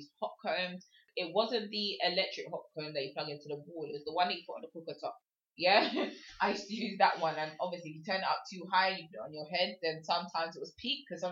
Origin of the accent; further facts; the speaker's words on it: England, United Kingdom; I am from England, if you cannot tell my accent